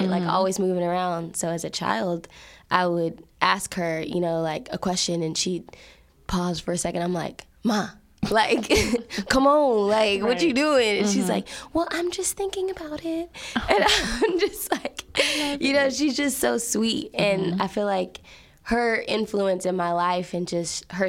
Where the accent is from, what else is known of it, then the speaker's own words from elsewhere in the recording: Fort Worth, Texas, United States; also born or lived in Tallulah, Louisiana; I am from Fort Worth, like, area